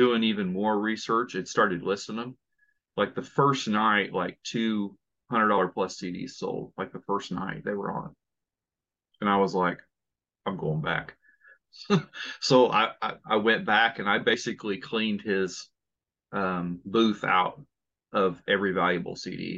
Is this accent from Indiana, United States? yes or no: yes; Indiana, United States; I'm from Indiana